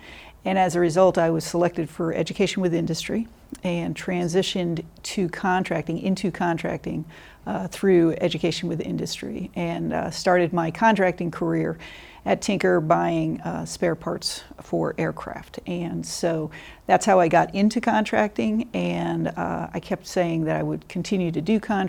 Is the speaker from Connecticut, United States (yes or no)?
yes; Connecticut, United States; moved away as an adult; also born or lived in Vermont; Sure. I am from Connecticut originally, and my dad was an Air Force Reserve officer.